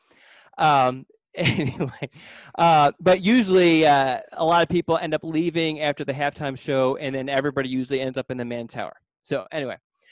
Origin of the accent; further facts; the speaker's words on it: Philadelphia, Pennsylvania, United States; I grew up in Philadelphia